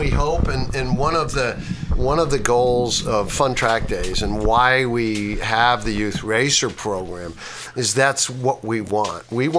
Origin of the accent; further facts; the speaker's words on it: Schenectady, New York, United States; moved away; I'm from Schenectady, upstate New York